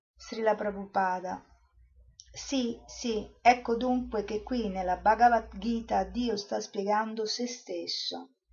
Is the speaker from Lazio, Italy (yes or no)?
yes; Rome, Lazio, Italy; io sono romana, sono andata a Roma